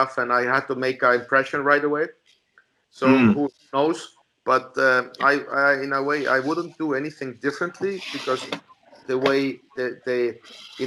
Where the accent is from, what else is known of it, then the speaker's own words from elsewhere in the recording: Estonia; I was a guy from Estonia